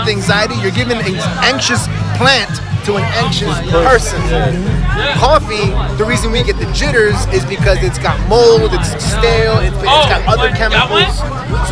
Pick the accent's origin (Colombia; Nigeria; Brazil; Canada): Colombia; Cali, Valle del Cauca; moved away; I was born in Cali, Colombia in 1983